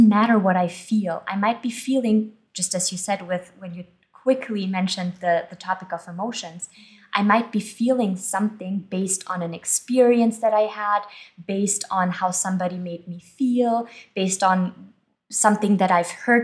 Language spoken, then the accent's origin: English; Germany; moved away; I was born and I grew up in Germany.